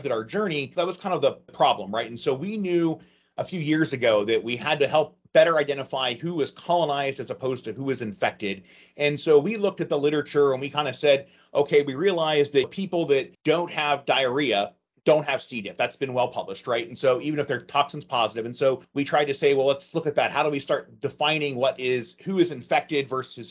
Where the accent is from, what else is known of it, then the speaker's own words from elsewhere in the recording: Ohio, United States; moved away as an adult; also born or lived in Bethesda, Maryland / Portsmouth, Ohio; I grew up in Ohio